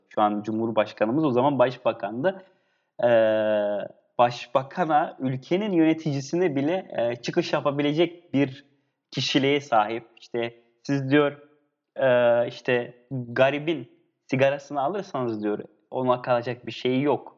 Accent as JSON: {"language": "Turkish", "town": "Antakya", "region": "Hatay", "country": "Turkey", "said": "Ben Hataylıyım, Antakyalıyım."}